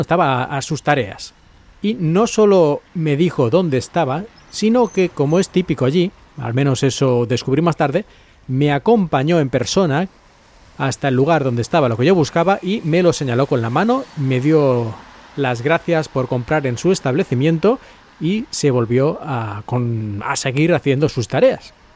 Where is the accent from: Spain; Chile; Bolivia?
Spain; moved away; los que somos de España